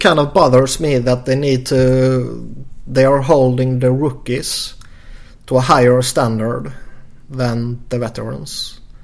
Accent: Sweden; born or raised there

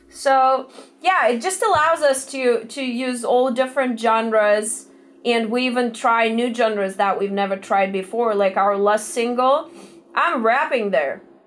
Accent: Moscow, Russia; moved away as an adult; now in Los Angeles, United States; we're originally from Russia, Moscow. Um, we took a one way ticket to Los Angeles four years ago

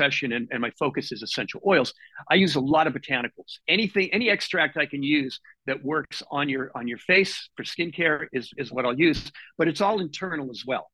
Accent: Boston, Massachusetts, United States; now in Seattle, United States; I come from Boston originally, and I come from an Italian family

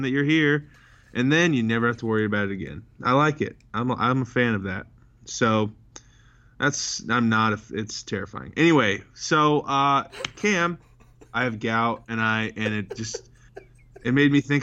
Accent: Marion, United States; I'm from Marion.

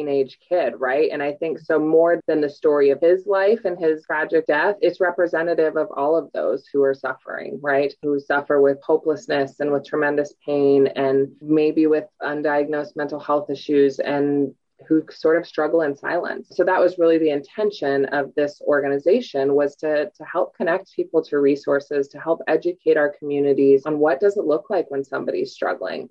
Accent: Whitefish, Montana, United States; also born or lived in Oregon / South America; I grew up here. I was born and raised in Whitefish

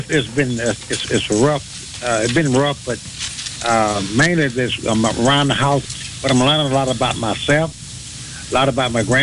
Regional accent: Homer, Louisiana, United States; born there; moved away; also born or lived in Pine Bluff, Arkansas / Chicago; My my grandparents are from here, but I was born in Louisiana, a little place called Homer, Haynesville, Louisiana.

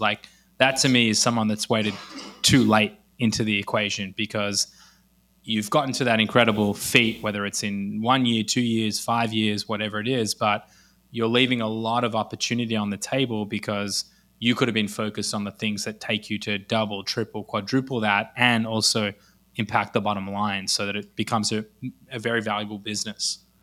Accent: Australia; accent: Australian; moved away as an adult; also born or lived in Los Angeles, United States; now in Israel; I grew up in Australia, actually lived in Los Angeles for three years in between

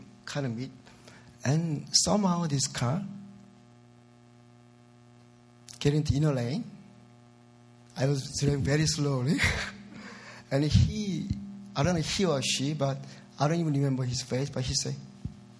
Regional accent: South Korea; English is a second language; moved away as an adult; now in United States; I'm originally from South Korea

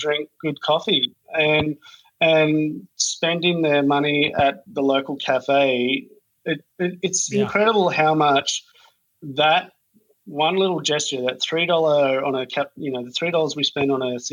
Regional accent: Australia; now in Los Angeles, United States; I'm Australian

